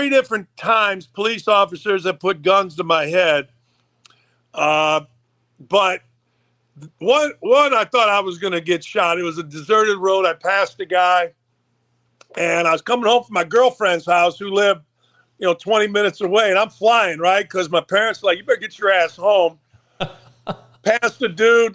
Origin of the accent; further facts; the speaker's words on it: Gary, Indiana, United States; moved away; I grew up outside of Chicago in Gary, Indiana